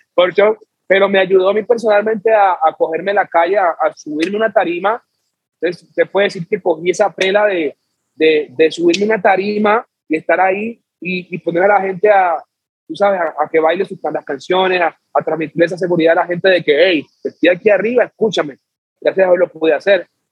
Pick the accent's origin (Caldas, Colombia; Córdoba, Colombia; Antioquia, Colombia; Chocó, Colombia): Chocó, Colombia; soy de Chocó